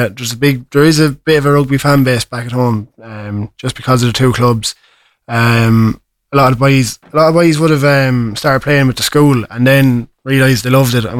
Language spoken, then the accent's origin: English; Carlow, Leinster, Ireland; moved away